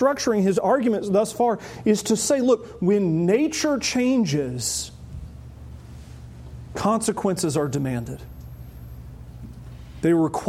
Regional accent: the South, United States; growing up in the South. Growing up in the South, everybody I knew said they were a Christian.

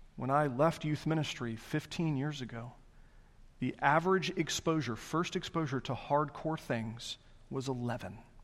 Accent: the South, United States; I'm Southerner through and through.

